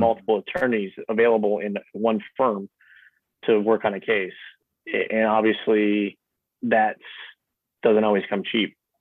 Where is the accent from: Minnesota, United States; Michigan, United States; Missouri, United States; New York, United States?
Michigan, United States; Newberry; also born or lived in Lansing, Michigan; I grew up in Newberry, which is the the, the seat of Luce County, uh, and that's where I currently live